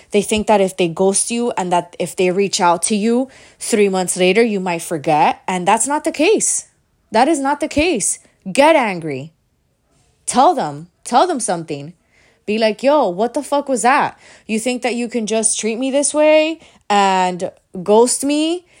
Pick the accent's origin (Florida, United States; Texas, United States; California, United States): Florida, United States; Miami; I'm from Miami